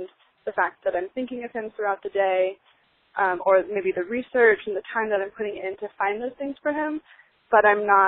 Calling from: Los Angeles, California, United States; I'm calling from Los Angeles, California

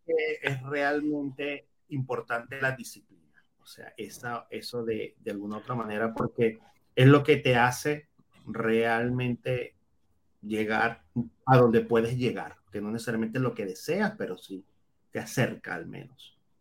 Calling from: Panama City, Panama; Saludos desde Ciudad de Panamá

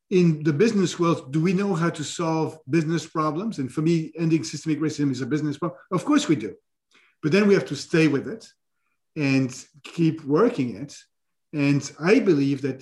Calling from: New York City, New York, United States; I'm speaking from New York City.

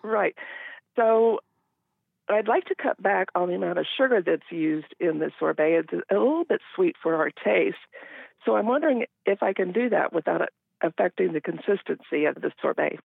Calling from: Endicott, Washington, United States; I'm calling from Eastern Washington, Endicott

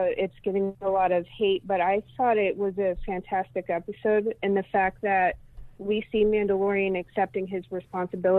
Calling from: Seattle, Washington, United States; I'm calling from Seattle, Washington

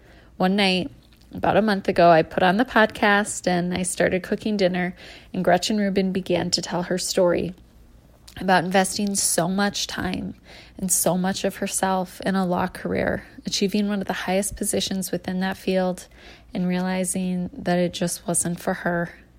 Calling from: Wisconsin, United States; I'm calling from Wisconsin.

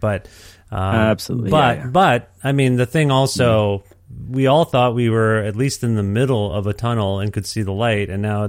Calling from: Alberta, Canada; I'm calling you from Alberta

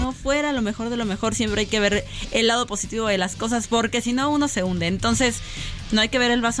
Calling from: Iztapalapa, Mexico City, Mexico; de Iztapalapa.

